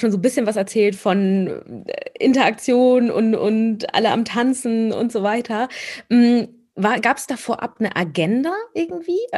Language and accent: German; Germany; Und ich so, ja, ich bin aus Deutschland.